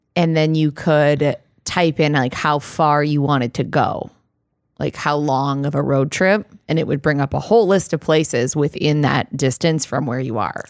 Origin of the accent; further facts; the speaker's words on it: Iowa, United States; I grew up in Iowa and there's a lot of cattle farms in Iowa